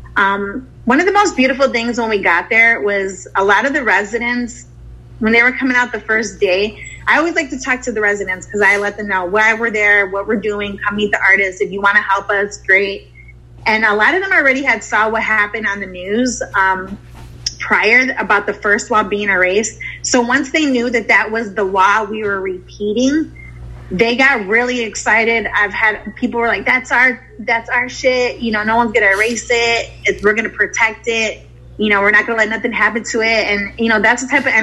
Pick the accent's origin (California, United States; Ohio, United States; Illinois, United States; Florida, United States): Illinois, United States; Chicago; moved away as an adult; also born or lived in San Diego / Dallas / Texas; I'm from Chicago